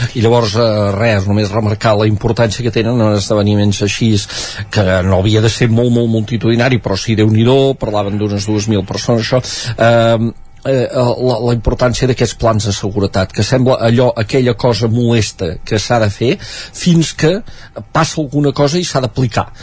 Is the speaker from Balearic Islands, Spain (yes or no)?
no; Sant Joan de les Abadesses, Catalonia, Spain; el meu poble, Sant Joan